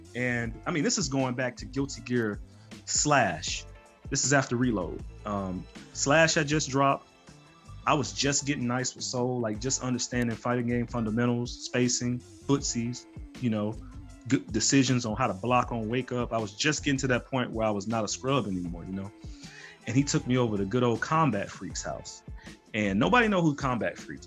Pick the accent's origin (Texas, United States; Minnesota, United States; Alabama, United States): Alabama, United States; Birmingham; I'm from Birmingham, you know, I'm from Bama